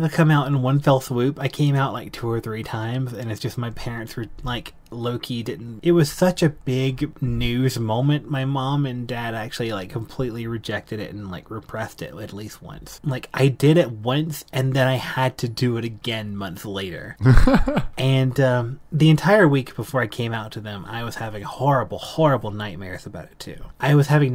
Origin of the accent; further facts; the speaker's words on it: South Carolina, United States; moved away as an adult; now in Colorado, United States; I grew up in South Carolina, Southern conservative